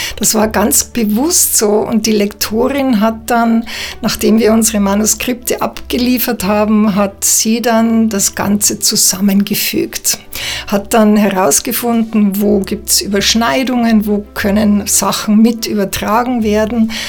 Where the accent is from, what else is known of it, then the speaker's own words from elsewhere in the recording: Bavaria, Germany; moved away as an adult; now in Switzerland; ich bin ähm, Schweizerin mit bayerischem Migrationshintergrund, lebe seit 20 Jahren in der Schweiz